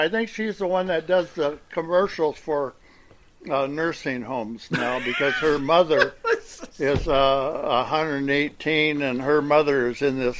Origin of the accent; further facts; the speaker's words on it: Portland, Oregon, United States; now in Minnesota, United States; I've lived all over. And okay. So I grew up in Portland, Oregon.